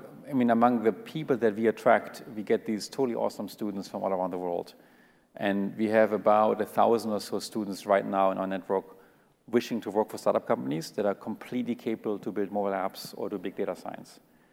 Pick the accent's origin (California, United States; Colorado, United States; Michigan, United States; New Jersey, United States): California, United States; Just because we grew up in California and we went to Stanford doesn't mean we are any better than all these people in Russia and all these people in Africa